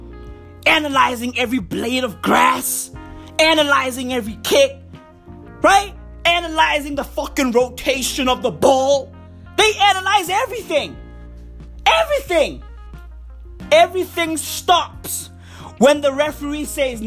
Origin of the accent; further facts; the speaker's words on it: South Africa; I'm South African, right? I live in Johannesburg, the East Rand